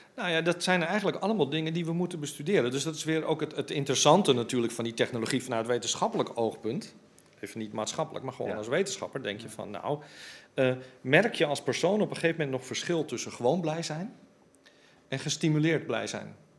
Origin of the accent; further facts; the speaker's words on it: Amsterdam, North Holland, Netherlands; ik ben Amsterdammer